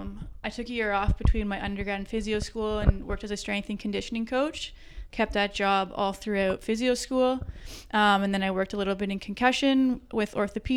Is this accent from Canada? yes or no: yes; Hamilton, Ontario, Canada; also born or lived in North Vancouver; I grew up in the Hamilton area.